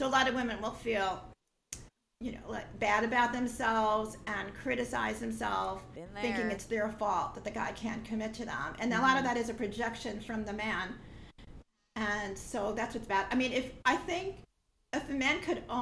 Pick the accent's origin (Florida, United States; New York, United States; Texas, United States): New York, United States; moved away; I'm from New York, and I don't live there anymore though